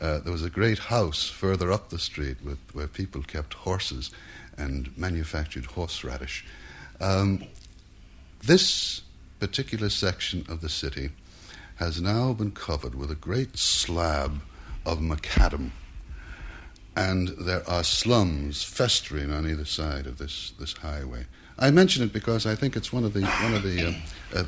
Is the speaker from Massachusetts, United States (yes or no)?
no; New York City, New York, United States; also born or lived in Manhattan, New York; it's in the Bronx that I spent my boyhood